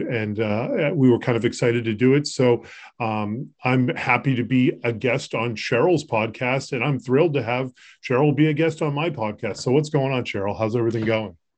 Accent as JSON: {"language": "English", "town": "Concord", "region": "Massachusetts", "country": "United States", "tie": "born or raised there", "also_born_or_lived": "Colorado / Florida", "moved": "as an adult", "said": "I grew up locally in the Lexington area. I grew up in Concord"}